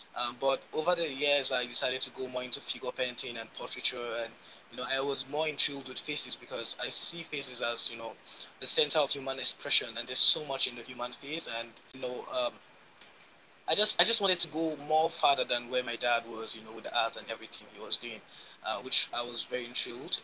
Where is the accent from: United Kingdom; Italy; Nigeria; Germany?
Nigeria; I'm a painter from West Africa, Nigeria, precisely